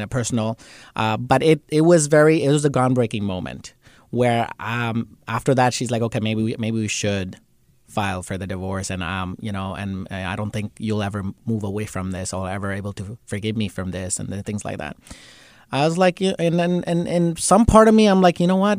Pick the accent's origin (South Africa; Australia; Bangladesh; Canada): Bangladesh; And he's from same place I'm from, Bangladesh